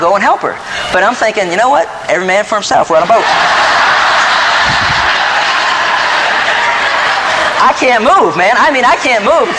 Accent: East Coast, United States; I grew up on the East Coast watching the American Sportsman.

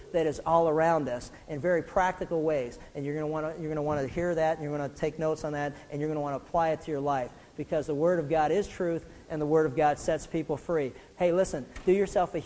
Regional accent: Pittsburgh, Pennsylvania, United States; when I was growing up in Pittsburgh

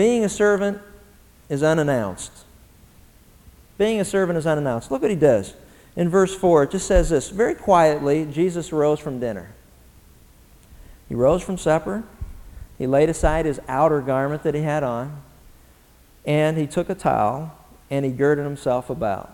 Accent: Pennsylvania, United States; now in Southern California, United States; I grew up in Pennsylvania

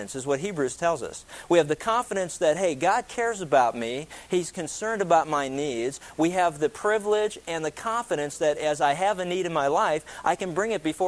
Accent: East Coast, United States; I grew up on the East Coast

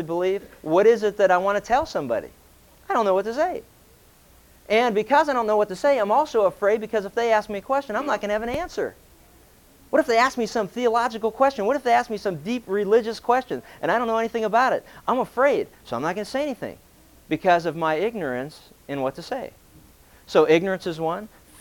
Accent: Pennsylvania, United States; growing up in Pennsylvania

